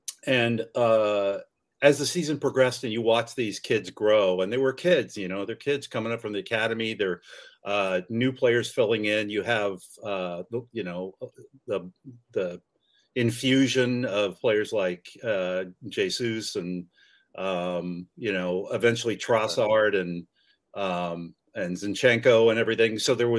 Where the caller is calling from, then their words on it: California, United States; San Francisco Bay Area. So it's 12, 15 at night or something.